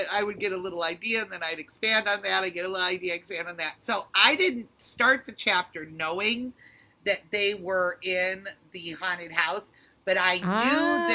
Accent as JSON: {"language": "English", "town": "Detroit", "region": "Michigan", "country": "United States", "tie": "born or raised there", "moved": "as an adult", "lives_now": "Los Angeles, United States", "said": "I'm from Detroit, and I was raised in Detroit proper, and I am such a city girl for that reason"}